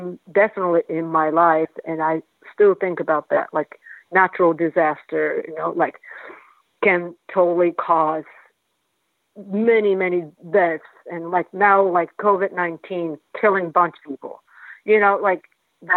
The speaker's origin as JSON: {"language": "English", "town": "Kobe", "region": "Hyogo", "country": "Japan", "tie": "born or raised there", "also_born_or_lived": "Kyoto", "second_language": "English", "moved": "as an adult", "lives_now": "New York, United States", "said": "I grew up in Kobe"}